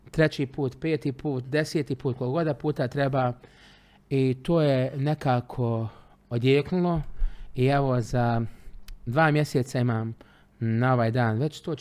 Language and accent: Croatian; Travnik, Federation of Bosnia and Herzegovina, Bosnia & Herzegovina; also born or lived in Trogir, Croatia; rođen sam u Travniku, rođeni sam Trančanin. Uh, jedno vrijeme, za vrijeme rata sam živio par mjeseci u Trogiru, u Hrvatskoj, na Čijovu.